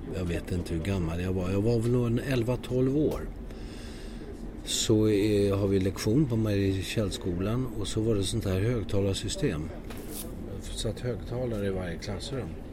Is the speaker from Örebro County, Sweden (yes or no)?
no; Södertälje, Stockholm County, Sweden; moved away; also born or lived in Landskrona; jag växte upp i Södertälje